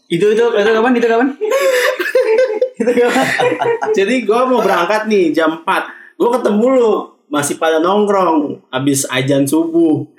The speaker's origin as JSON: {"language": "Indonesian", "region": "Jakarta", "country": "Indonesia", "said": "karena uh, dia tahu gue itu dari Jakarta"}